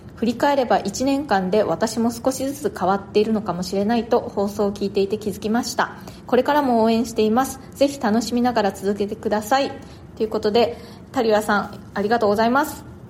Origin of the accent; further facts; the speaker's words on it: Nagasaki, Japan; also born or lived in Tokyo, Japan; now in New York, United States; 私の、えー、生まれ故郷の長崎まだあの両親がそちらにいます